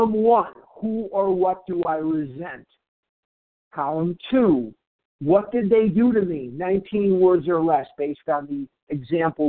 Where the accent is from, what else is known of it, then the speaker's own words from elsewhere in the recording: Chicago, Illinois, United States; now in Scottsdale, United States; I'm a recovered compulsive overeater in Scottsdale, Arizona, but I'm originally from Chicago